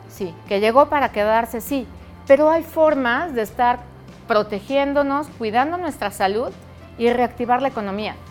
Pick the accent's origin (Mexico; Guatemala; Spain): Mexico; como mexicanos nos importa mucho más apoyar a México